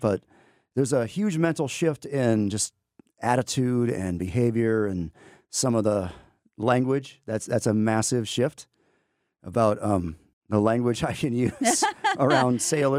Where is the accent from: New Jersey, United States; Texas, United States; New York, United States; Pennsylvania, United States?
Texas, United States; Amarillo; now in Georgia, United States; So I'm originally from Amarillo, Texas. And because of the Navy is how I ended up in Georgia.